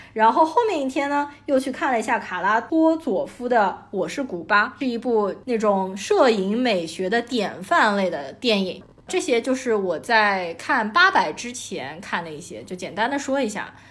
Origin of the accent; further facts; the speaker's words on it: Shanghai, China; 作为一个上海人